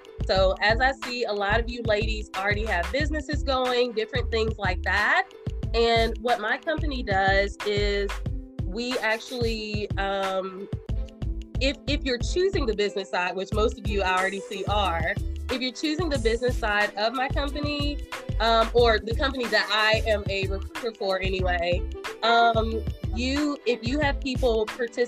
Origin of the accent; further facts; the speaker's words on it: Winston-Salem, North Carolina, United States; also born or lived in Virginia; now in Marietta, United States; North Carolina, preferably Winston-Salem, my hometown